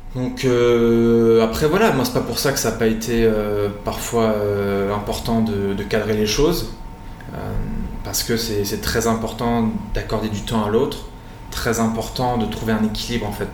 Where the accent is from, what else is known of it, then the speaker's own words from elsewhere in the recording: Nîmes, Occitania, France; also born or lived in Normandy / Brittany; now in Nice, France; Je suis né à Nîmes, dans le sud de la France